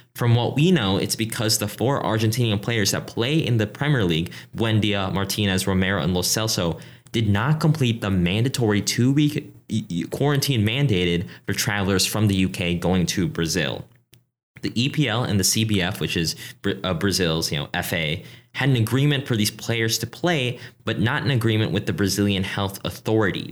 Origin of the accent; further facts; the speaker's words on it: Philippines; I'm from the Philippines